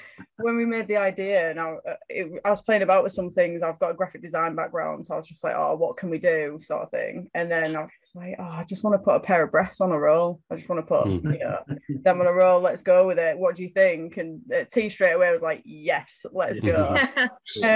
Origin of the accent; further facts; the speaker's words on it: York, Yorkshire and the Humber, United Kingdom; I'm from York.